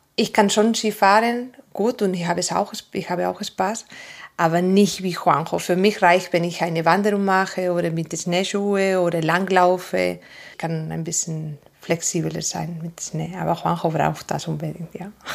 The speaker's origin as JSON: {"language": "German", "region": "Asturias", "country": "Spain", "first_language": "Spanish", "second_language": "German", "moved": "yes", "lives_now": "Andelsbuch, Austria", "said": "Ich komme aus Asturias und das ist ganz Norden, zwischen Galicia und Baskenland ungefähr"}